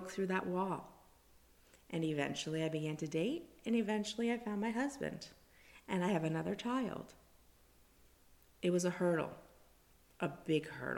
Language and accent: English; South Florida, United States; also born or lived in New Jersey; born and raised in South Florida, except for a little bit of New Jersey in there.